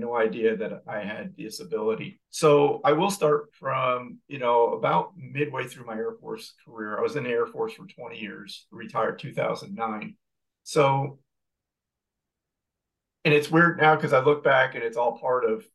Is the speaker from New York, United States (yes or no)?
yes; New York, United States; moved away; We're from New York originally